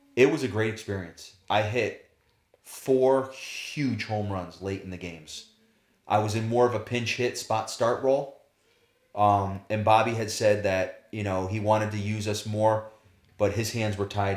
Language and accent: English; United States; as an American player